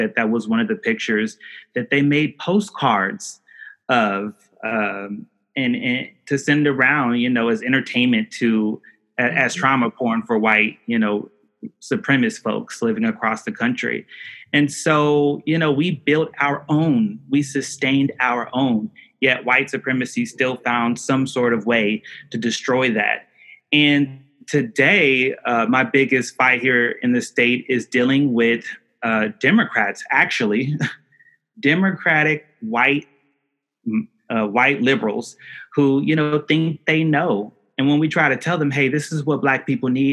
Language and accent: English; Tulsa, Oklahoma, United States; I'm from the Greenwood community of Tulsa, Oklahoma